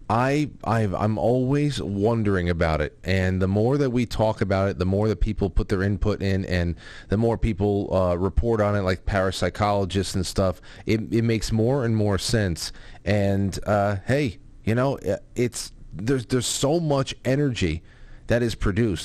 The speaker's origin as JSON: {"language": "English", "region": "New York", "country": "United States", "said": "I'm from New York"}